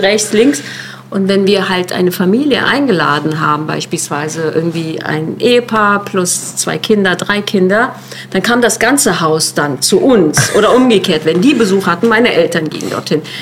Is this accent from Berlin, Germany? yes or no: yes; Neukölln, Berlin, Germany; ich komme aus Neukölln